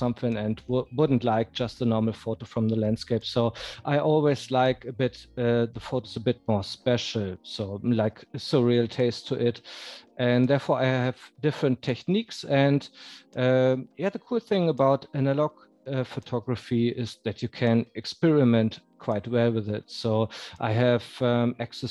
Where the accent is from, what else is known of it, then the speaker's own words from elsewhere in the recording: North Rhine-Westphalia, Germany; moved away as an adult; now in Munich, Germany; I'm living in Munich, but I'm from Westphalia in Germany, in the middle of Germany. And I moved to Munich 6 years ago